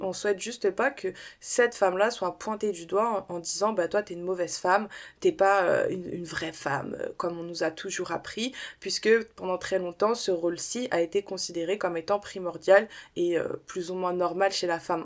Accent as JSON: {"language": "French", "town": "Saint-Denis", "region": "Île-de-France", "country": "France", "tie": "born or raised there", "said": "je suis française mais je suis aussi une américaine dans l'âme je le répète souvent mais ma mère s'est trompée en fait elle m'a fait naître à Saint-Denis dans le 93"}